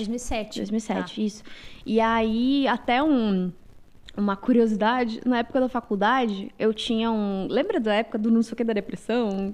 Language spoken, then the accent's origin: Portuguese; Mafra, Santa Catarina, Brazil; moved away; also born or lived in Rio Negro, Paraná; Eu nasci numa cidade chamada Rio Negro, Paraná, mas eu morei a minha vida toda em Santa Catarina